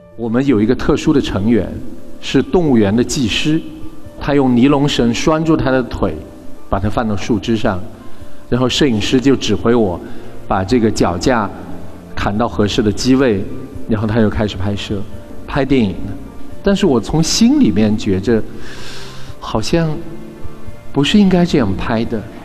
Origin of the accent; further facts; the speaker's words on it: Weishan, Yunnan, China; 我的家乡叫微山，我，我妈妈的老家嘛，所以我是在微山 长大的，嗯。我们也，呃，在大理的南边